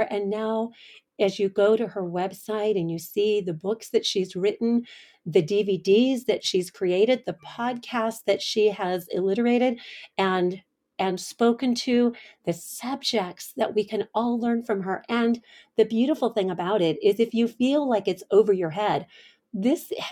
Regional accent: Coronado, California, United States; born there; I was born in Coronado in a Navy hospital.

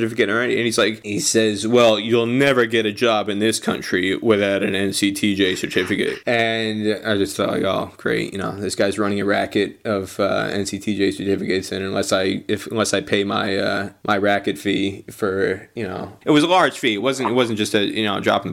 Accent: United States; also born or lived in Nebraska / Australia / United Kingdom; I went to University of Nebraska, but was born and brought up in New York, New Jersey area

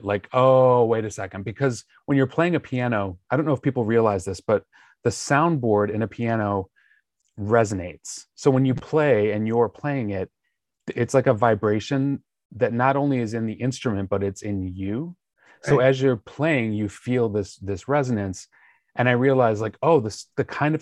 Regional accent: Joliet, Illinois, United States; moved away as an adult; also born or lived in New York; now in Los Angeles, United States; I was born and raised basically the cornfields of Illinois, Joliet.

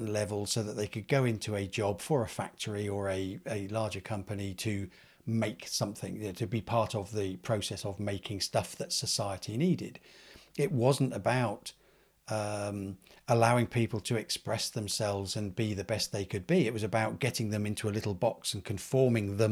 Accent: Cranfield, East of England, United Kingdom; growing up in Cranfield

